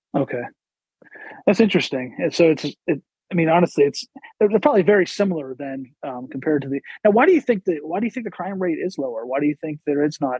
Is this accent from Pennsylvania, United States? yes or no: yes; Pennsylvania, United States; I grew up in Pennsylvania